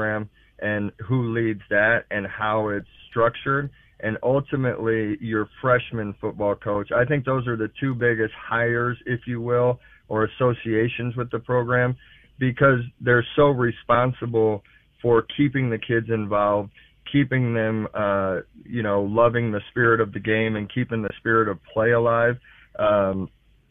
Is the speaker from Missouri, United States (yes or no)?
yes; St. Louis, Missouri, United States; growing up in St. Louis, I went to St. Louis University High School